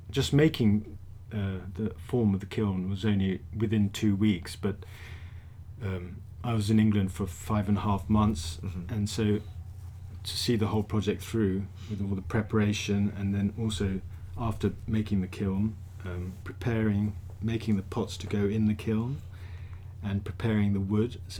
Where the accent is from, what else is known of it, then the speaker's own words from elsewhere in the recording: Tokyo, Japan; also born or lived in Hong Kong / Thailand; child, I lived in Tokyo